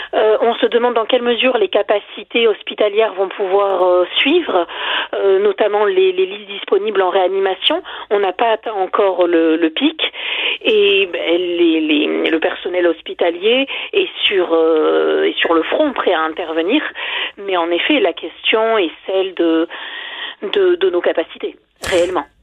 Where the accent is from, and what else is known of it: France